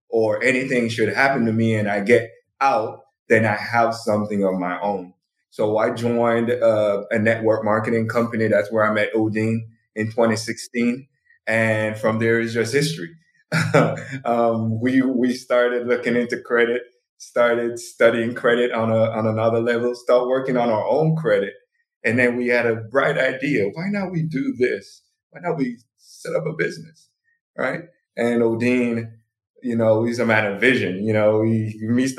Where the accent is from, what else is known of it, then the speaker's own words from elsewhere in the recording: Jamaica; moved away as an adult; now in United States; I'm born Jamaican, so I moved to the U.S. in 2008 for school